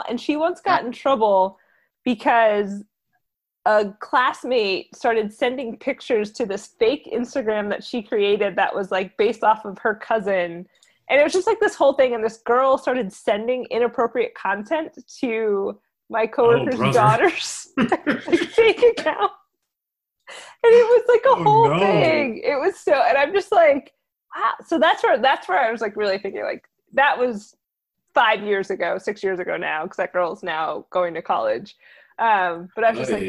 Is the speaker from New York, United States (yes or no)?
no; New Jersey, United States; accent: Jersey; my Jersey accent